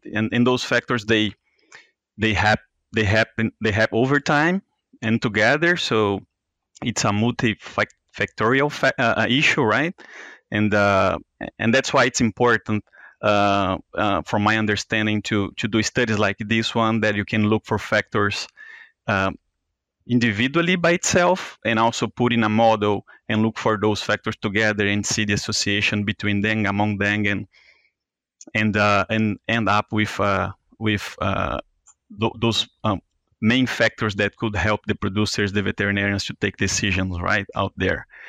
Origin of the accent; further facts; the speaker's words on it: Brazil; moved away as an adult; now in Iowa, United States; I'm from Brazil, and I, I graduated from there uh, as a DVM back in 2013